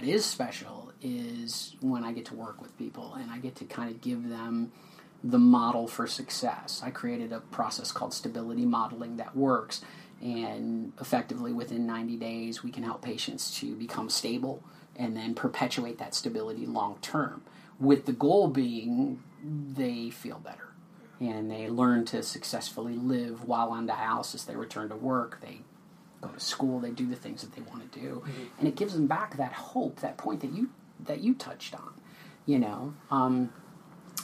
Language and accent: English; West St. Paul, Minnesota, United States; grew up in West St. Paul